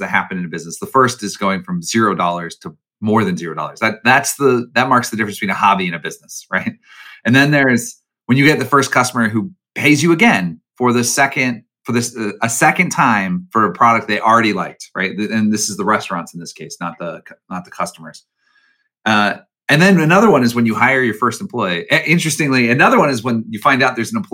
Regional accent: Chicago, Illinois, United States; Even though I'm from Chicago, I'm a Chicagoan

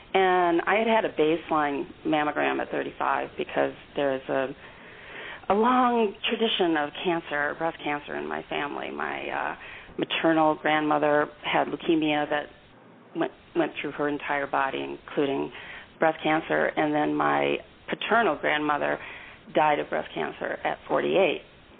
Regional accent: St. Louis, Missouri, United States; I am so excited, and I'm also so excited because I have to tell you, I'm from St. Louis, Missouri.

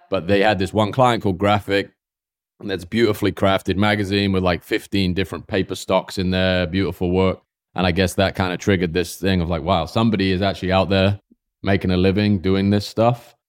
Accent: Swindon, South West England, United Kingdom; moved away as an adult; also born or lived in New York; now in United States; I grew up in, like, s, a small town outside of, I guess it would be called a village, outside of Swindon with ten thousand people

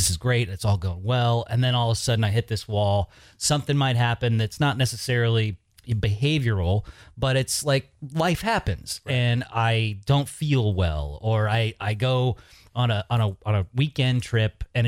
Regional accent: Georgetown, California, United States

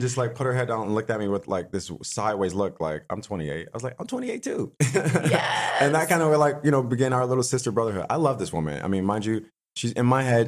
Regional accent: Buffalo, New York, United States; also born or lived in West Hollywood / Hancock Park; now in Los Angeles, United States; I grew up in Buffalo, New York

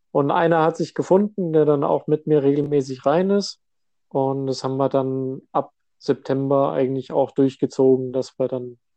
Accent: Hesse, Germany; ich bin ja seit vier Jahren bin ich jetzt äh, hier, beziehungsweise seit fünf Jahren hier im Norden. Ich komme hier ursprünglich aus Hessen.

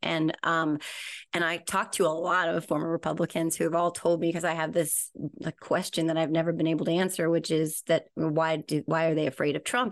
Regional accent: New Jersey, United States; I'm from Jersey, and we take our pizza very, very, very, very seriously here

